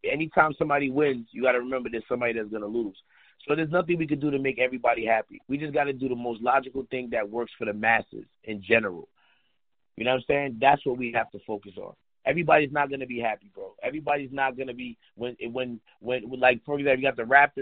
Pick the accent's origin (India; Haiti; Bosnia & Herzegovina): Haiti; now in United States; I'm from Haiti and we don't have the bathroom in the house